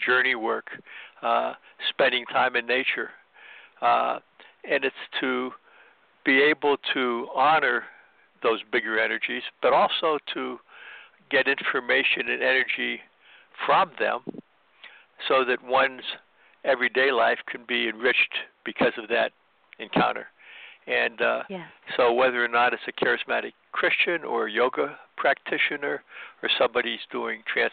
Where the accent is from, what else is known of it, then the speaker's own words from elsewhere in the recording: Midwest, United States; also born or lived in Chicago; I grew up in the Midwest